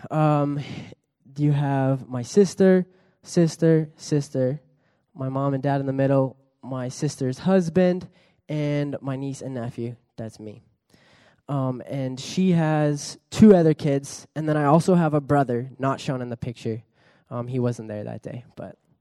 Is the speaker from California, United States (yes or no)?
yes; California, United States; also born or lived in Pichilemu, Chile; I was born in California, grew up there